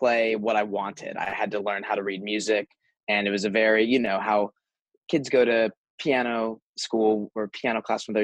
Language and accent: English; San Diego, California, United States; moved away as an adult; now in Nashville, United States; I grew up in San Diego, California.